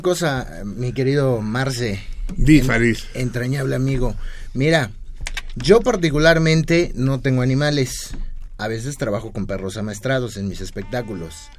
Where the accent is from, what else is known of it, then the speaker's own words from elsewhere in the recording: Mexico; yo como ciudadano mexicano, antes que cirquero, como ciudadano mexicano